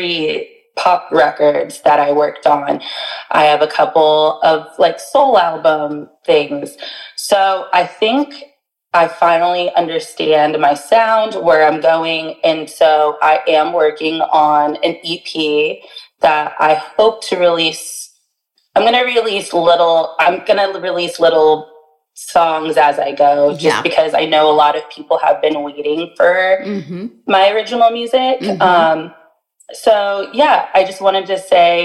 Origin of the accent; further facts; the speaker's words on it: Bradenton, Florida, United States; my hometown of Bradenton, Sarasota area